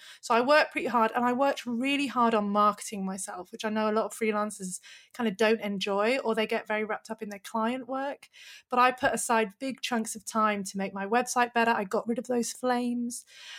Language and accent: English; Manchester, North West England, United Kingdom; moved away as an adult; now in Australia; But yeah, I'm originally from Manchester, and I say Henley because it sounds posh, but really it was near Reading.